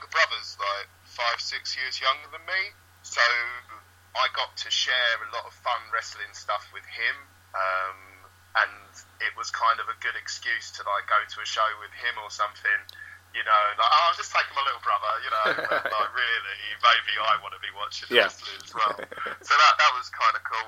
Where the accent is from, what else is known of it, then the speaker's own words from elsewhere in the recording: Essex, East of England, United Kingdom; I grew up in Essex